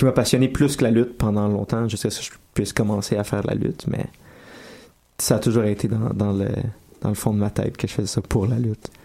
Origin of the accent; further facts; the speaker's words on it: Laval, Quebec, Canada; je dis toujours que je viens de Montréal, ce qui est pas vrai non plus parce que je viens de Laval